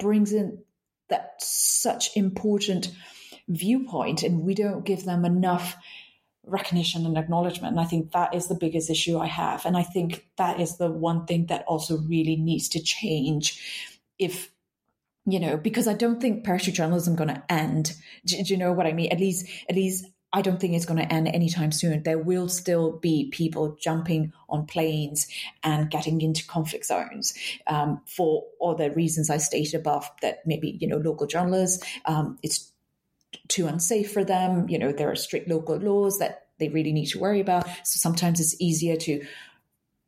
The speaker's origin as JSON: {"language": "English", "town": "Yangon", "region": "Yangon Region", "country": "Myanmar", "tie": "born or raised there", "moved": "as an adult", "lives_now": "Italy", "said": "I was born and raised in Myanmar"}